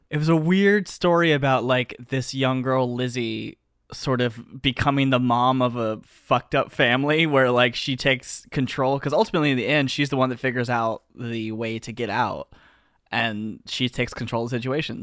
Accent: the South, United States; I'm from the South.

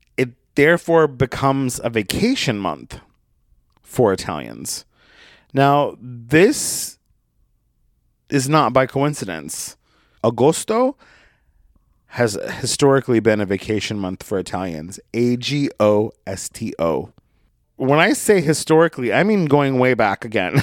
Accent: United States; I grew up here in the United States of America

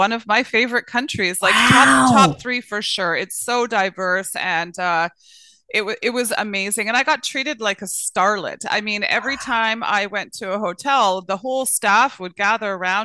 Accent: British Columbia, Canada; I grew up right here, born and raised

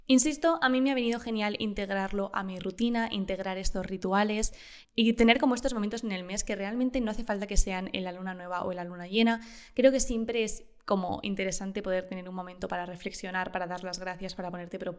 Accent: Uruguay; Tengo 22 años y soy de Uruguay. Por el lado de mi familia materna había

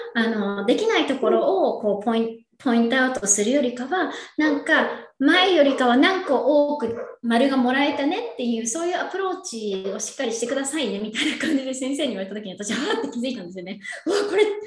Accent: Yokohama, Kanagawa, Japan; moved away as an adult; now in California, United States; 私は横浜、神奈川県横浜出身で

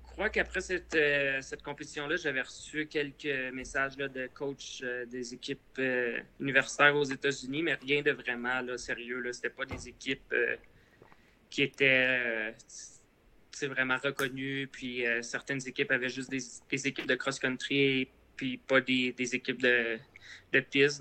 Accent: Repentigny, Quebec, Canada; j'ai grandi à Repentigny. C'est euh, pas trop loin de Montréal.

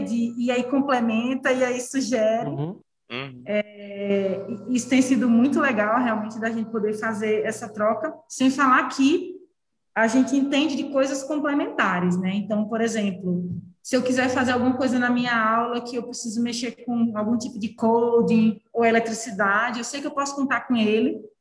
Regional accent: Recife, Pernambuco, Brazil; moved away as an adult; also born or lived in Brasília; eu sou de Recife, é, eu não tinha muitos amigos em em Brasília

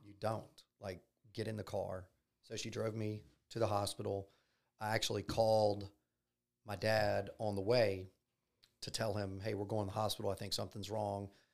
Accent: Baton Rouge, Louisiana, United States; I'm from Baton Rouge. Um, I grew up here

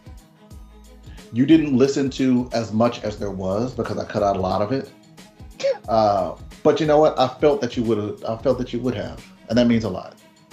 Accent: Birmingham, Alabama, United States; a kid from Birmingham

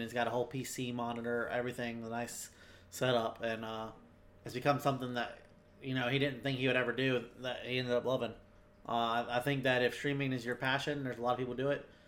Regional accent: North Carolina, United States; also born or lived in Florida / Virginia; I was born in South Carolina, but raised in Florida and then primarily North Carolina

